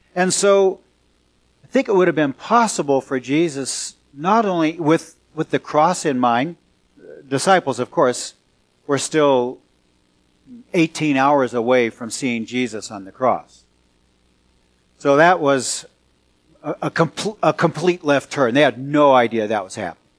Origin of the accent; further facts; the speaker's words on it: California Bay Area, United States; moved away; also born or lived in Salem, Oregon; I'm from California Bay Area and then moved to Salem, Oregon